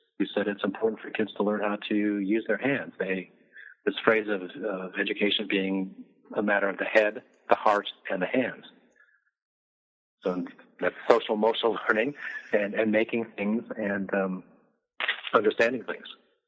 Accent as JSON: {"language": "English", "region": "Midwest", "country": "United States", "said": "I'm from the Midwest, so I like the story."}